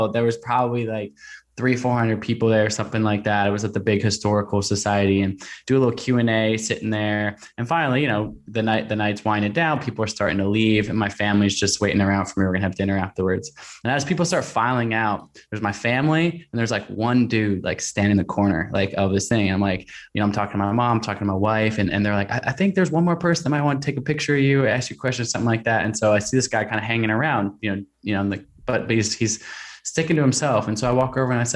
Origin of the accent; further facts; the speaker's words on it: Portland, Oregon, United States; my hometown of Portland, Oregon